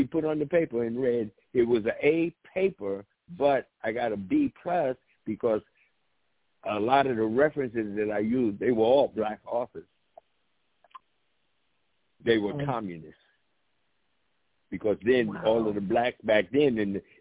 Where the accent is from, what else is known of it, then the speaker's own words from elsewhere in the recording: East Orange, New Jersey, United States; also born or lived in West Virginia; growing up in East Orange, I was sort of blind to things that was taking place